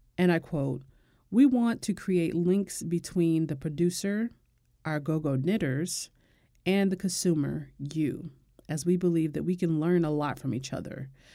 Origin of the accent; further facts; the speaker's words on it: United States; I'm American